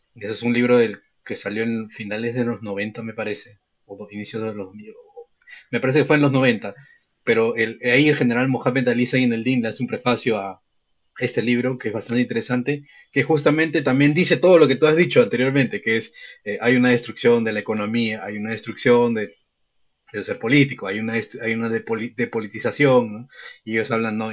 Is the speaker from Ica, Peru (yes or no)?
no; Lima, Peru; yo he vivido en Lima toda mi vida